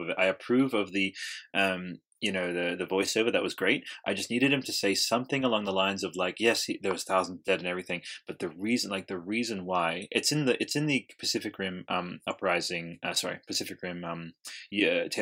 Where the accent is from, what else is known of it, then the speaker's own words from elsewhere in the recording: Australia; I'm Australian and I don't even fucking speak like